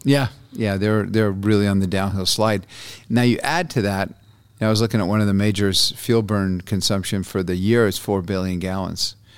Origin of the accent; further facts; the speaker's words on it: Brazil; now in United States; I was born in Brazil. My dad was a journalist down there